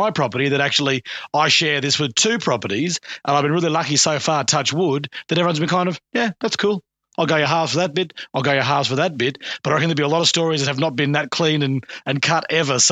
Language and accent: English; Buderim, Queensland, Australia; as a young bloke growing up in Budrum and the home my parents bought that I grew up